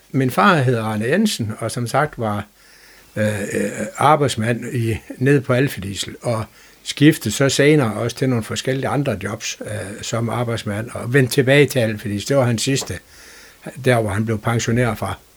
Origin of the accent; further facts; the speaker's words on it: Frederikshavn, North Denmark Region, Denmark; also born or lived in Hals; Da jeg var cirka halvanden år, der valgte de at rykke teltpælen op og flytte til Farsavn, fordi min far han er for arbejde på det, der dengang hed Alfa Diesel. Øh, så det var egentlig grunden til, at jeg sådan blev lokalmand